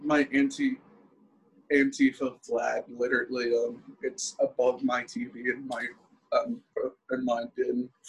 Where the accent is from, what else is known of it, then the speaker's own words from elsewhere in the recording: Venezuela; moved away; my homeland, Venezuela